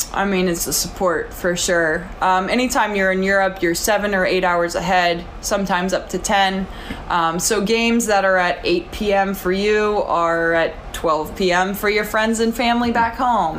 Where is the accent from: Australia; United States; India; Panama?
United States; moved away as an adult; I'm an American